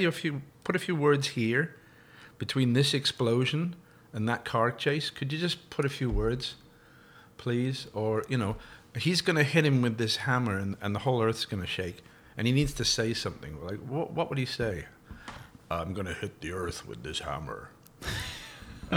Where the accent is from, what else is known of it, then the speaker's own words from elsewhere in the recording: Woodford Green, London, United Kingdom; accent: Cockney; moved away as an adult; now in Ottawa, Canada; I was born in Woodford Green, Essex, which is within the sound of Bow Bells, which means technically I'm a Cockney.